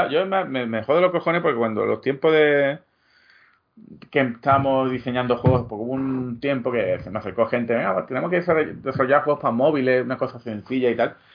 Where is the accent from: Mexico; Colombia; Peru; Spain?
Spain; Andalusia; yo soy andaluz, pero tengo una raíz No, no, no, escocés